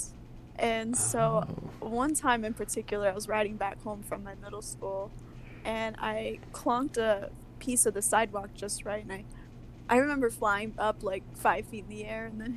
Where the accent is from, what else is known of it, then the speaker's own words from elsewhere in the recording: United States; I'm from the United States